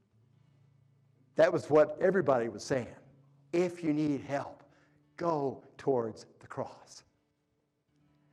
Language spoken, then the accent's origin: English; Oklahoma, United States; moved away; I grew up in Oklahoma, by the way. All my family is still in Oklahoma. That's why I talk like this